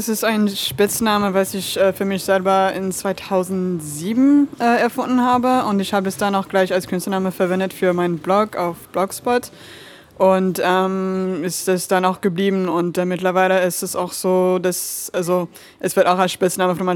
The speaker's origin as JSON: {"language": "German", "town": "Lyon", "region": "Auvergne-Rhône-Alpes", "country": "France", "tie": "born or raised there", "moved": "as an adult", "lives_now": "Berlin, Germany", "said": "Äh, ich würde sagen aus Lyon. Also da habe ich äh, die meiste Zeit ähm, in meinem Leben verbracht, äh, so als Kind und dann auch wieder an der Uni."}